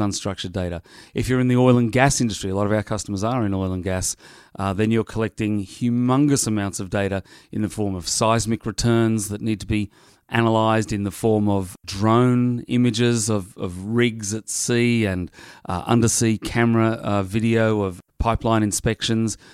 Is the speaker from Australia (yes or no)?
yes; Sydney, New South Wales, Australia; moved away; Sydney, Australia, my hometown.